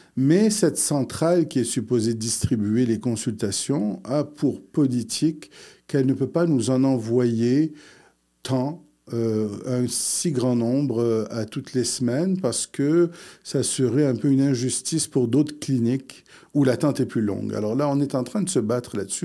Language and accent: French; Quebec, Canada; also born or lived in Morocco; je suis arrivé euh, euh, du Maroc. J'avais 4 ans. Euh, donc, j'ai fait toute ma scolarité ici